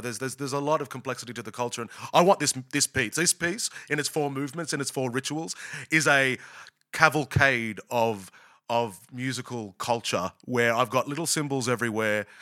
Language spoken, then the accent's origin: English; Australia; also born or lived in United States; an Australian